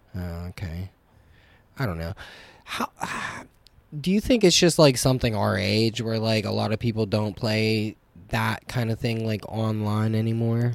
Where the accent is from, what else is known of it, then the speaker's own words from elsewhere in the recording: New Castle, Pennsylvania, United States; moved away; an hour north of Pittsburgh